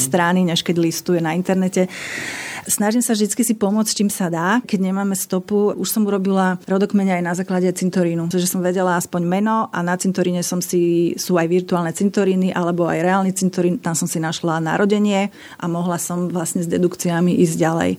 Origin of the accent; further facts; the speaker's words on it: Bratislava, Bratislava Region, Slovakia; Ja som pochádzam z Bratislavy a to bolo jedno vinohradnícke mesto.